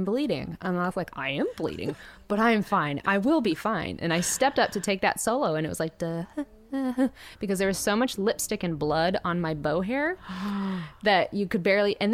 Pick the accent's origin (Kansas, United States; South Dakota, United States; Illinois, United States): Kansas, United States; now in Nashville, United States; growing up in Kansas